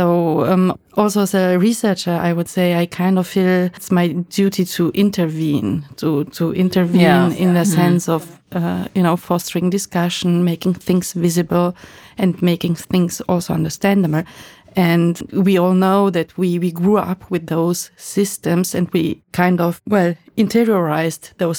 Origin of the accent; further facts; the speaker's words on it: Romania; now in Germany; Because myself, I'm a migrant. I moved from Romania to Germany, and I always kind of stuck with this migrant topic